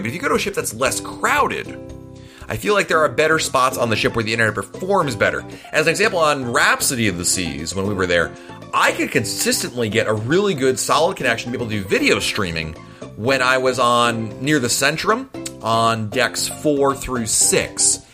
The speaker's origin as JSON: {"language": "English", "country": "Ireland", "moved": "yes", "lives_now": "England", "said": "I am Irish living in England"}